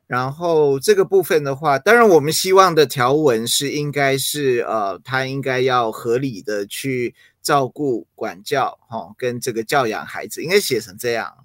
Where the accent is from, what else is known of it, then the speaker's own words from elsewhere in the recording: Taiwan; Chinese is a second language; also born or lived in United States; 那我在美国那时候就是，呃，幼稚园，然后准备要升小学，然后后来就，就来台湾